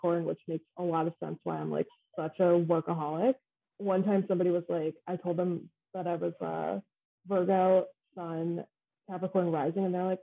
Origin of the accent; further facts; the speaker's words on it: Downingtown, Pennsylvania, United States; also born or lived in Philadelphia, Pennsylvania / Coatesville, Pennsylvania; I'm from Downingtown.